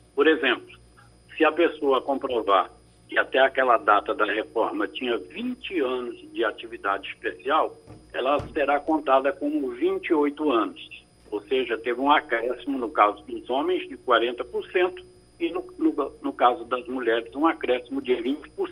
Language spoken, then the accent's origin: Portuguese; Recife, Pernambuco, Brazil; now in Ipojuca, Brazil; Eu sou natural de Recife, mas estou aqui em Nossa Senhora do Ipujuca